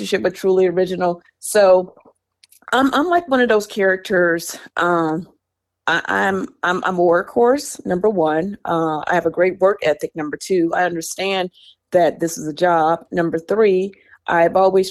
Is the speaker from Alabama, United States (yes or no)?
yes; Alabama, United States; moved away as an adult; also born or lived in New York City; I grew up in Alabama. Yep. And I moved to New York when I was 18 years old